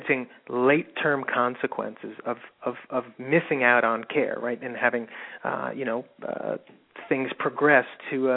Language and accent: English; New Jersey, United States; moved away as an adult; also born or lived in Western Massachusetts; now in Boston, United States; I'm originally from New Jersey